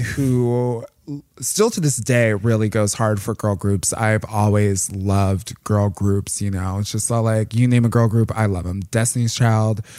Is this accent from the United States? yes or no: yes; Plainfield, Illinois, United States; like a hour southwest of the city, um, in this little town called Plainfield.